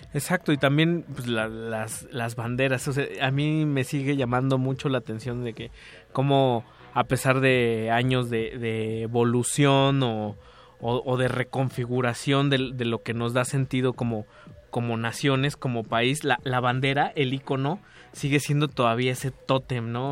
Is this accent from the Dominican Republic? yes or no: no; Mexico; somos también mexicanos